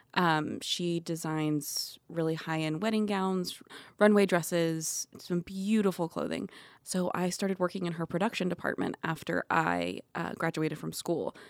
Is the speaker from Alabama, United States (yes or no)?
no; Atlanta, Georgia, United States; moved away as an adult; also born or lived in California; I'm from Atlanta